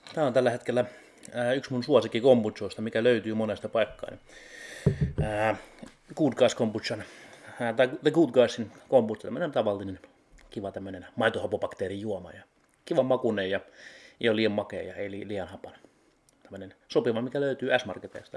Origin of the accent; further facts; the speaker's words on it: Heinola, Päijät-Häme, Finland; Heinolassa, missä mä oon kotoisin